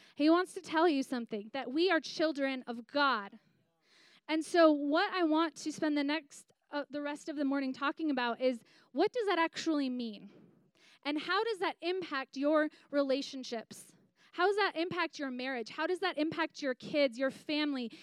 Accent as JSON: {"language": "English", "town": "Green Bay", "region": "Wisconsin", "country": "United States", "tie": "born or raised there", "said": "I grew up in Green Bay, Wisconsin"}